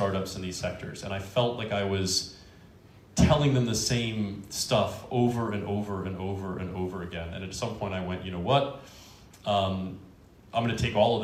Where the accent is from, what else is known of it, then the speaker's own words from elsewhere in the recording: Washington, District of Columbia, United States; I was born and raised in Washington, D.C.